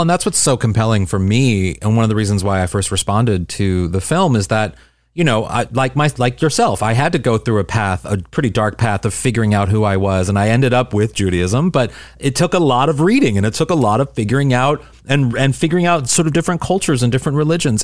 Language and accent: English; St. Louis, Missouri, United States; I'm from Saint Louis, Missouri and a suburb in Saint Louis